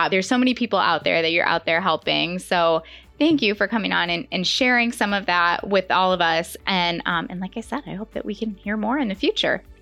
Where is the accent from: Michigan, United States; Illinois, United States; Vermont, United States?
Illinois, United States; northern; now in Florida, United States; I was from Illinois